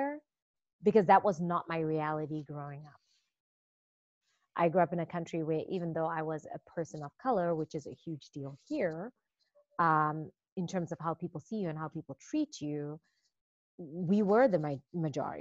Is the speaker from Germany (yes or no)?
no; Zimbabwe; moved away as an adult; I was born and raised in Zimbabwe.